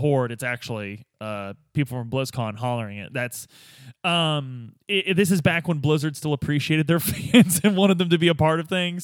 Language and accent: English; Midwest, United States; growing up in the Midwest